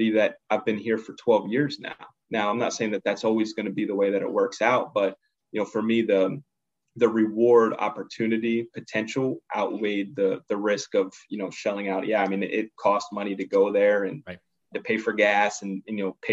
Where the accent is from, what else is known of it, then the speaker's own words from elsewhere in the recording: Pittsburgh, Pennsylvania, United States; also born or lived in Harrisburg, Pennsylvania; I'm originally from the Pittsburgh area, so I had family that I could stay with right when I was there